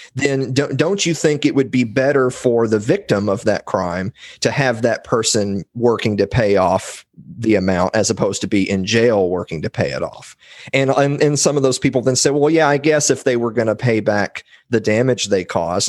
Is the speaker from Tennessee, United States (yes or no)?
yes; Columbia, Tennessee, United States; I'm from Columbia, Tennessee, which is the home of President James K. Polk.